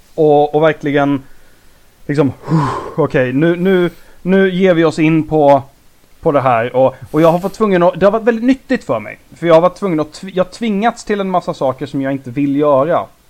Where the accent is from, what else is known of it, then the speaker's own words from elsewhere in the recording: Småland, Sweden; vi växte upp i Småland